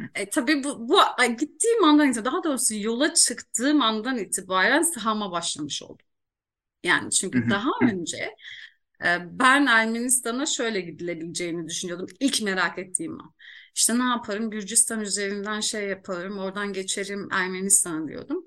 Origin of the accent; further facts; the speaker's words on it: Iğdır, Turkey; memleketim doğum yerim Iğdır